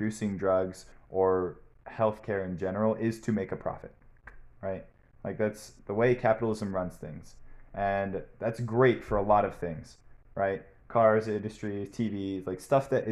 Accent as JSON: {"language": "English", "town": "Portland", "region": "Oregon", "country": "United States", "said": "I'm from Portland, Oregon"}